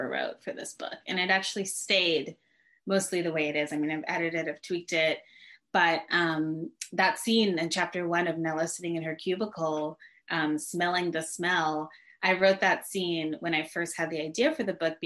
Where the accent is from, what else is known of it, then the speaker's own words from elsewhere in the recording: Connecticut, United States; moved away as an adult; also born or lived in Chapel Hill, North Carolina; now in Brooklyn, United States; growing up in Connecticut, which is also where I grew up